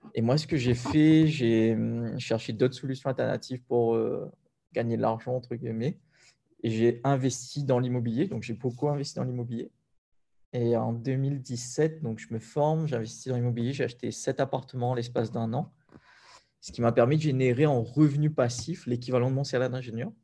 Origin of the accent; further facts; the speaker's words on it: Sainte-Anne, Réunion; moi j'ai grandi principalement à Sainte-Anne